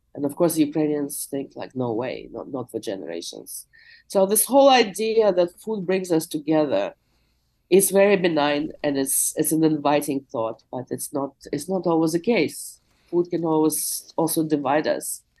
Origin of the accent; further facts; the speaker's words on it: Moscow, Russia; now in Jackson Heights, New York, United States; I was born in the USSR, I'm from Moscow, I'm a Russian speaker